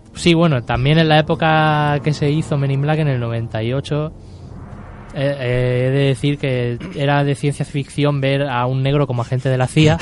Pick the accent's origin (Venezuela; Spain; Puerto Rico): Spain; soy español